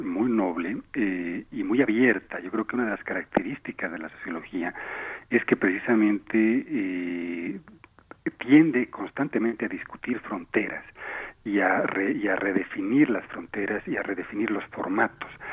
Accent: Bolivia; moved away as an adult; now in Mexico; Yo vivo en México, soy mexicano-boliviano

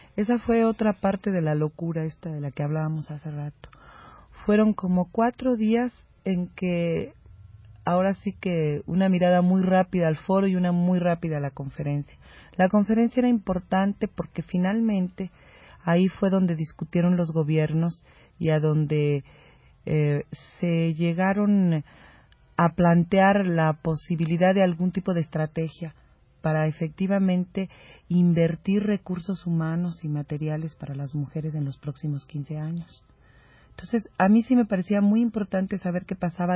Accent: Mexico; un poco como mexicana anfitriona

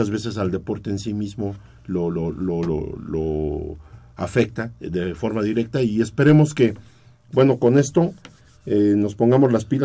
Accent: Mexico; Nuestra mentalidad tiene que estar más puesta aquí porque es nuestro país

